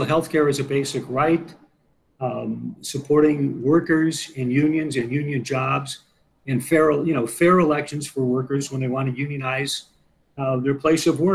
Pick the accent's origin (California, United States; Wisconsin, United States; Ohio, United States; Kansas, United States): Wisconsin, United States; Milwaukee; I'm a fourth generation Wisconsinite, born and bred in Milwaukee